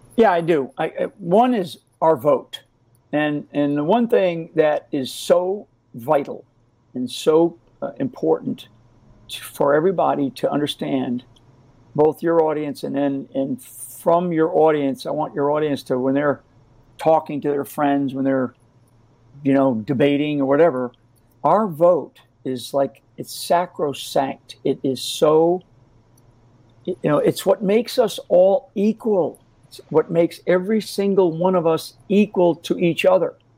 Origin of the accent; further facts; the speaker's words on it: Rhode Island, United States; I'm a I'm an Irish Catholic kid from from uh, the state of Rhode Island